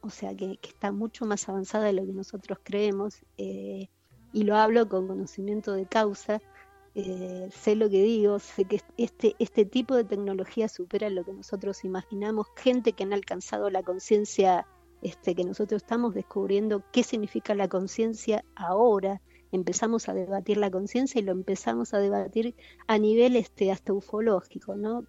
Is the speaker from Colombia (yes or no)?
no; Buenos Aires, Argentina; vivía en el barrio de La Boca, de donde soy oriunda, nací en el barrio de La Boca